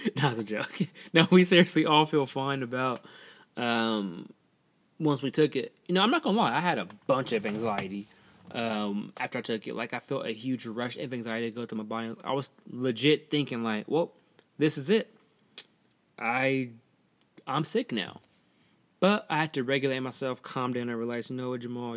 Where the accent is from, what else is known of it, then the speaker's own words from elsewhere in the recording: Portland, United States; I'm from Portland, so I mainly, I'm mainly around a lot of white people